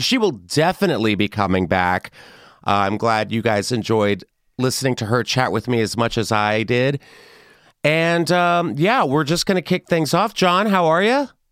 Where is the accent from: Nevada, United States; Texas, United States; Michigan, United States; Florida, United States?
Texas, United States; I loved a pinata party growing up in Texas